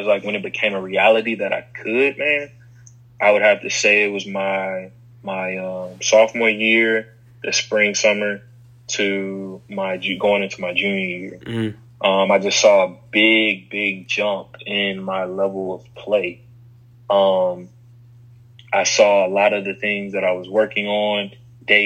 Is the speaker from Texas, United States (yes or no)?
no; Chicago, Illinois, United States; now in Huntsville, United States; kids I grew up with in Chicago around the corner from my grandparents' house